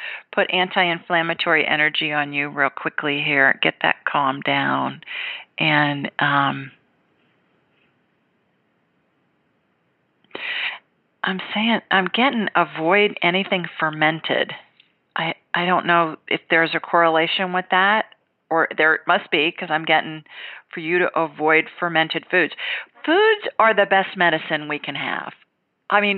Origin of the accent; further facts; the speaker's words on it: Columbus, Ohio, United States; now in Alabama, United States; I grew up in Columbus